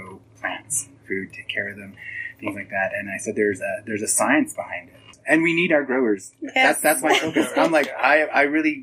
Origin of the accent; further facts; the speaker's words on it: Ganado, Arizona, United States; I'm originally from Ganado, Arizona, located in the northern part of Arizona on the Navajo Reservation.